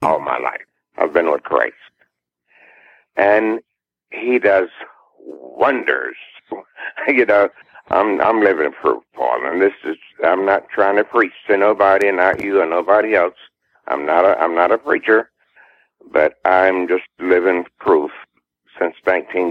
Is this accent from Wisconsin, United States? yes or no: no; Lancaster, South Carolina, United States; we won a talent show at Lancaster, South Carolina, in my hometown